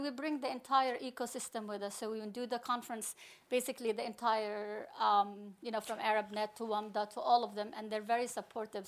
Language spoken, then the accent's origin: English; Palestine; also born or lived in New York, United States; now in Abu Dhabi, United Arab Emirates; I'm Palestinian, but I'm a professor of computer science at N Y U New York